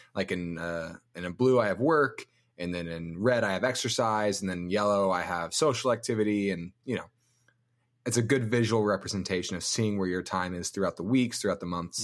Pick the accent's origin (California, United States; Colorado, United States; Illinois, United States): Colorado, United States; Denver; I'm from Denver. I'm from Colorado.